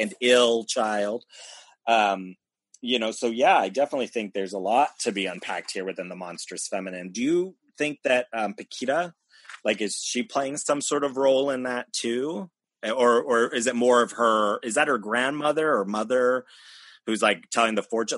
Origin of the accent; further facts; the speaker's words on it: United States; I grew up in America